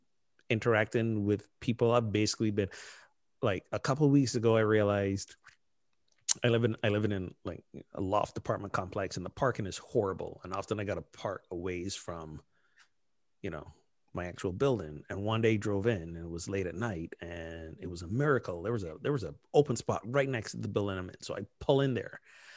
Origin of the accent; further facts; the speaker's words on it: United States; We're so American.